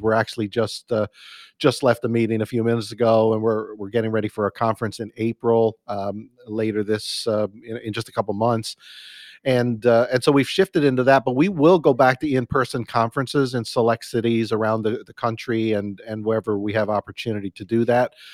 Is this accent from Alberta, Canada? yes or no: no; Newfoundland and Labrador, Canada; now in Burlington, Canada; I'm a Canadian boy. Grew up in the east east coast of Newfoundland, uh, or I'm Canada in Newfoundland. That's my uh, home province